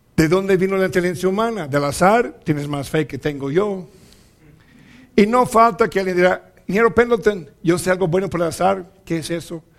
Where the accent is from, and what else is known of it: Mexico; also born or lived in Zacatecas, Mexico